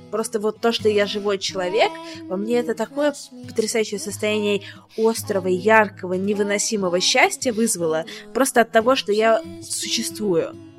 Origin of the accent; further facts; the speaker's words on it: Saint Petersburg, Russia; moved away as an adult; also born or lived in Paris / Moscow; now in London, United Kingdom; я из Питера